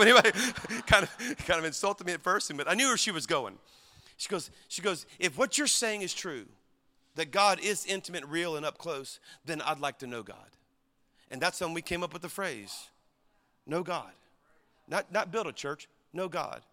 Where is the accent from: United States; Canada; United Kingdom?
United States; Louisiana; I'm from Louisiana